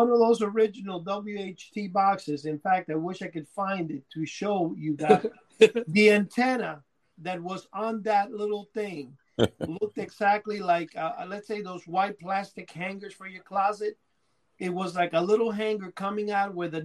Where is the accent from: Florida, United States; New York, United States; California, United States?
New York, United States; New York City; also born or lived in Cuba; in Upper Manhattan in the area I grew up in, Washington Heights